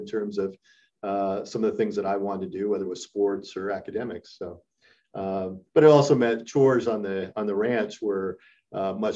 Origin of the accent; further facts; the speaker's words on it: Montana, United States; I was born in Montana. My father had a ranch in Western Montana.